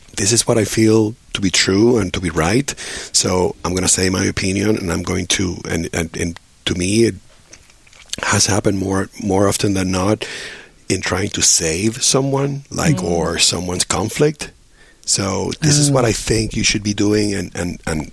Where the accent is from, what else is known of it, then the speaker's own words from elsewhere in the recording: Puerto Rico; moved away as an adult; also born or lived in New York; I grew up in Puerto Rico